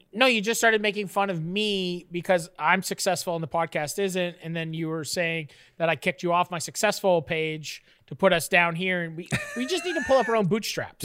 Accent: Canada; I'm a Canadian

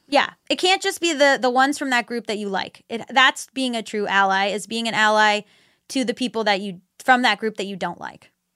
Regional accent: Florida, United States; I'm from Florida

